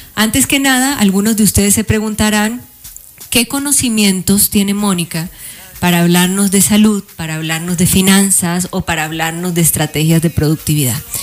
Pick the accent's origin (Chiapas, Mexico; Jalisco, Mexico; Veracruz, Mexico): Veracruz, Mexico; Soy del puerto de Veracruz, México